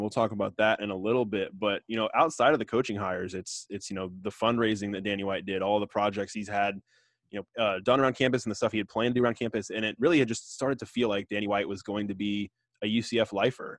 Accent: Tampa, Florida, United States; I grew up in Tampa, and my parents both went to U S F.

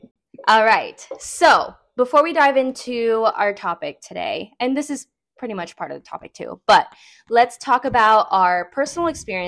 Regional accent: Orlando, Florida, United States; moved away as an adult; I'm excited to be back in my hometown. I'm not gonna lie. It's a little different. I was not expecting it to feel like a new environment because so much has changed since I've lived here

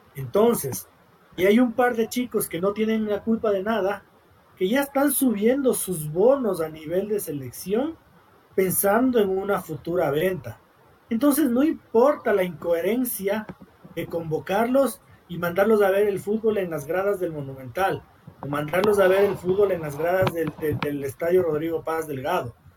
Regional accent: Ecuador; siendo un ecuatoriano, creo yo, honesto, que vive aquí, que invierte aquí, que trabaja aquí, que ama su país

